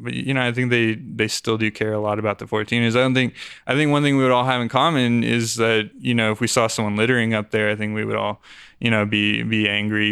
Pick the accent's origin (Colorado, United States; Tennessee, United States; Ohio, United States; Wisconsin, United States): Colorado, United States; Aurora; I grew up on, in Aurora near Parker Peoria area